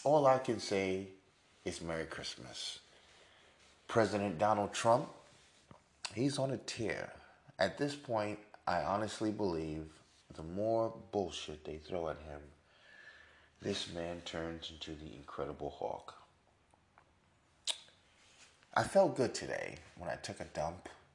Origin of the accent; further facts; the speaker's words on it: New York City, New York, United States; I was born in Manhattan, New York, in Mount Sinai, Beth Israel, to be exact. I was educated in the North.